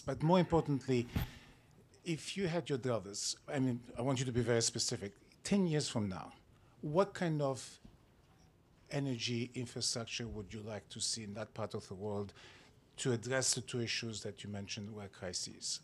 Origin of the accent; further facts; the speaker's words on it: California, United States; my home state of California